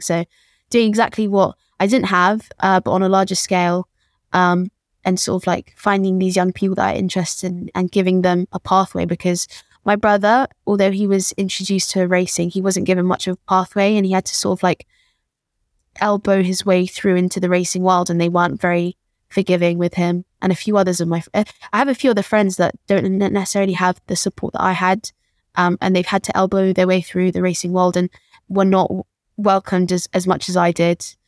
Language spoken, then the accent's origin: English; London, United Kingdom; born and raised in Peckham